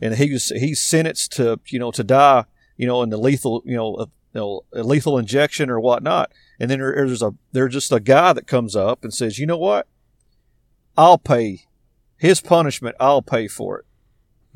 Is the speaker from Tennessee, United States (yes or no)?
no; Arkansas, United States; I'm from Arkansas